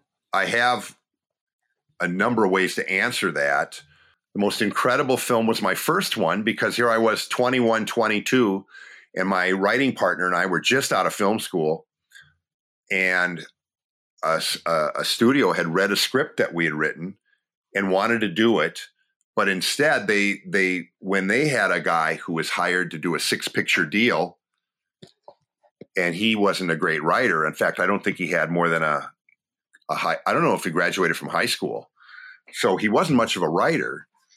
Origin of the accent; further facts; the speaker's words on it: Appleton, Wisconsin, United States; also born or lived in Wausau; It played in my hometown of Appleton, Wisconsin. Actually, I'm from Wausau, but Appleton is where I moved with my family.